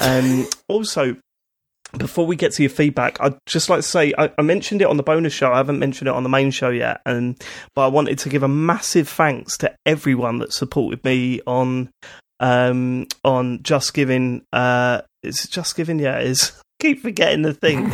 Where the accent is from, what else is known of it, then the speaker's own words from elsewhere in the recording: United Kingdom; we're British